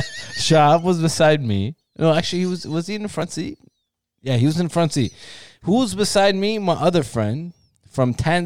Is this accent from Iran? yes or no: yes; Iran; born there; Because I was born in Iran.